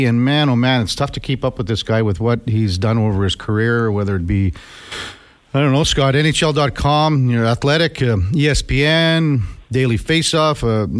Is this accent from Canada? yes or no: yes; Saskatchewan, Canada; When I was growing up in Saskatchewan a long time ago